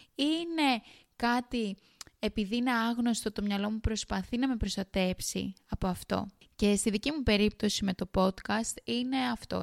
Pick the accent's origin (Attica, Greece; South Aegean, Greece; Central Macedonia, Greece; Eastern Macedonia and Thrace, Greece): South Aegean, Greece; Kos; moved away as an adult; now in Sydney, Australia; κατάγομαι από την ΚΟ, ένα πολύ όμορφο νησί στα Δωδεκάνησα